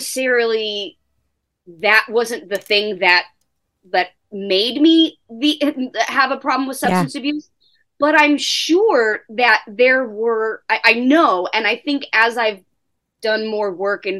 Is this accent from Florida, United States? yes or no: no; Orange County, California, United States; I grew up in Orange County, again, in a nice neighborhood